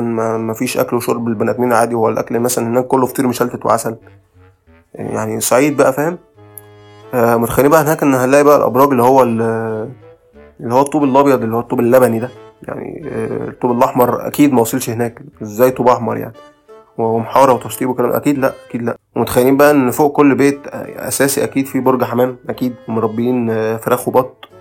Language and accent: Arabic; Alexandria, Alexandria Governorate, Egypt; moved away; also born or lived in Asyut; أنا من إسكندرية